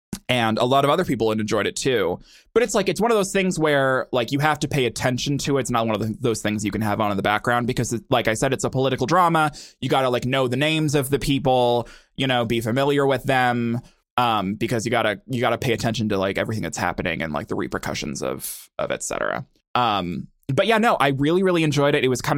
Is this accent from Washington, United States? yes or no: yes; Washington, United States; born there; My dad worked at a nuclear power plant in the 80s before I was born in Washington.